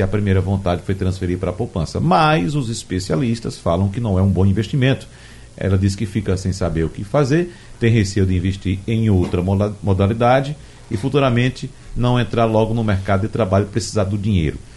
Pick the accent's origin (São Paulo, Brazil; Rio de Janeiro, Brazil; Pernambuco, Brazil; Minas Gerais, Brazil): Pernambuco, Brazil; Arcoverde; moved away; minha terra Arco Verde, o período que eu vou anualmente para passar o São João